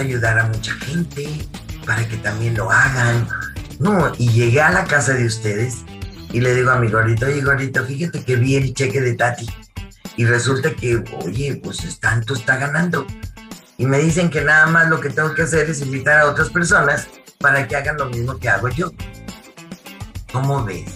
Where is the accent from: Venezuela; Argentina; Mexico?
Mexico; Monterrey, Nuevo León; soy de Monterrey